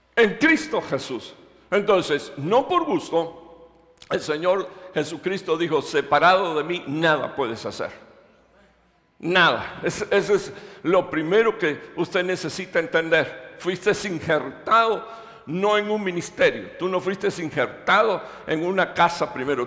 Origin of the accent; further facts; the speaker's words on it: Cuba; moved away as an adult; now in Dallas, United States; yo soy de la primera iglesia Metecostal de Cuba, ahí fue donde yo nací, me crié.